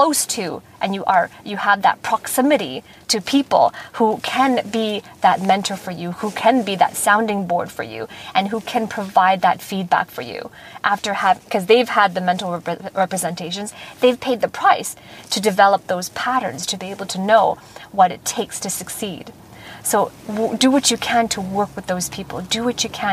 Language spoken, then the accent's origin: English; Vancouver, British Columbia, Canada; in my hometown in Vancouver